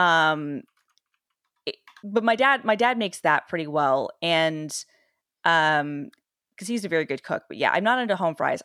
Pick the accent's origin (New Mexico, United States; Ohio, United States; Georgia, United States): Georgia, United States; Atlanta; I'm literally from, like, the city where, uh, Waffle House is, was born, Atlanta